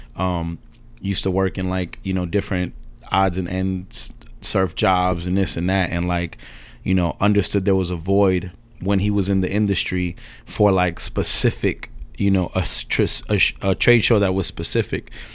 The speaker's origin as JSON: {"language": "English", "town": "New York City", "region": "New York", "country": "United States", "tie": "born or raised there", "said": "I'm from this area called Ozone Park, which is on the borderline of East New York, Brooklyn, and, uh, I guess Jamaica, Queens"}